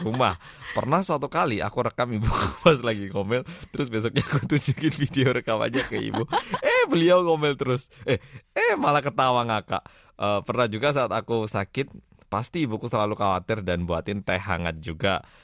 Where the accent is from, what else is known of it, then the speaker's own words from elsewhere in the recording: Daegu, South Korea; kampung halamanku Daegu